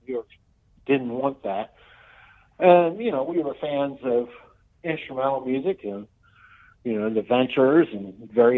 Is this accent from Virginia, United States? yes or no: yes; Northern Virginia, United States; also born or lived in Richmond, Virginia; We're all from Northern Virginia. And then we started playing when we came to college in 1984.